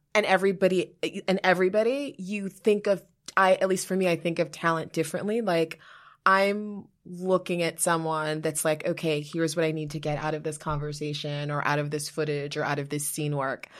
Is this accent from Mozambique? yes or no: no; New York, United States; moved away as an adult; also born or lived in Liberia; now in New Jersey, United States; I live in New Jersey now, but, like, I'm a New Yorker.